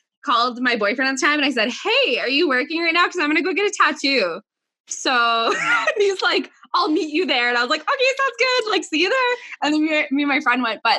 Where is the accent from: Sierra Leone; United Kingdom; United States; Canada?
Canada; Calgary, Alberta; I am from Calgary, Alberta.